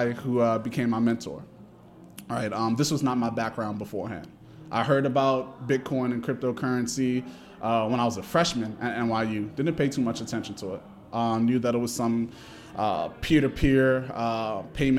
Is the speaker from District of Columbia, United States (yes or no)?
yes; Washington, District of Columbia, United States; also born or lived in New York City; I'm a DC native. I grew up in Washington, DC. For most of my life, I was born and raised here, Howard University Hospital, out the womb